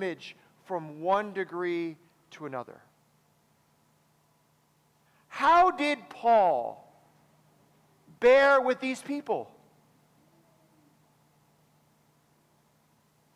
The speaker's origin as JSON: {"language": "English", "region": "Wisconsin", "country": "United States", "said": "I come from Wisconsin, where many of us struggle with drinking"}